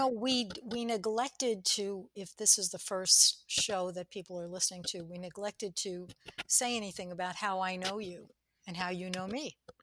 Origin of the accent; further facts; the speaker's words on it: New York, United States; I was brought up in New York